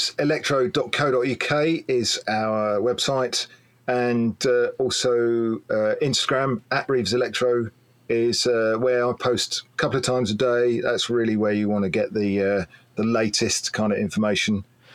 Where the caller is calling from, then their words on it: England, United Kingdom; Basically, right in the middle of the belly of England.